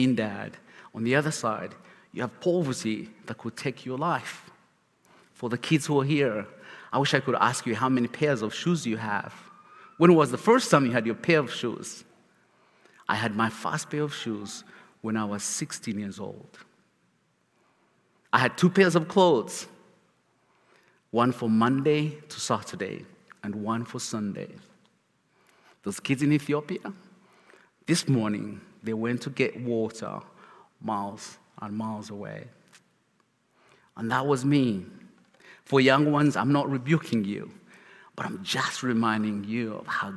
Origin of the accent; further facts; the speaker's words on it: Uganda; English is a second language; now in Charlotte, United States; As a kid, I grew up in Uganda, where life was miserable in every shape, form